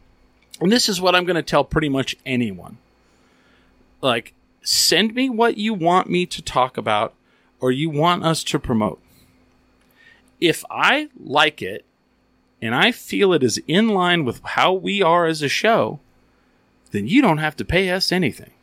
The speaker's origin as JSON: {"language": "English", "region": "New Mexico", "country": "United States", "said": "We're from New Mexico"}